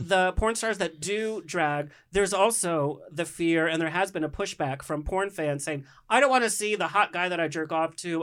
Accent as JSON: {"language": "English", "area": "Orange County", "region": "California", "country": "United States", "tie": "born or raised there", "said": "growing up in Orange County"}